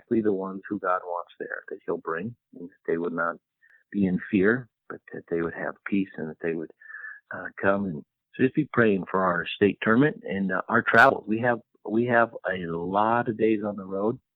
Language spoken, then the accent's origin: English; Colorado, United States; I grew up in Colorado, and I was really fortunate. Grew up on a ranch.